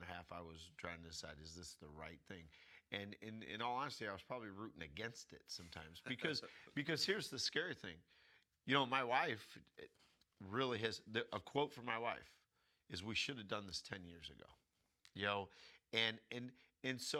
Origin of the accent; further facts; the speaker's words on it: United States; first language English; we speak English because we grew up in America.